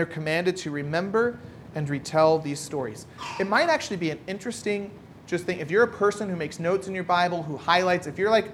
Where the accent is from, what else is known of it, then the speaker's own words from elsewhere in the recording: United States; now in Ireland; for me, as American